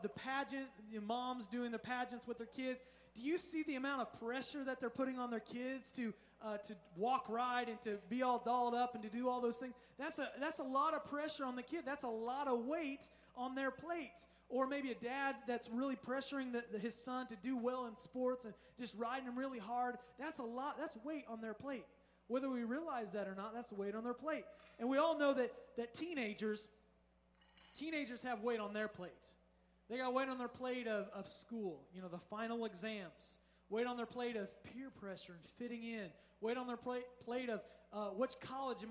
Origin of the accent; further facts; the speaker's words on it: Indiana, United States; now in Southern California, United States; I'm from Indiana.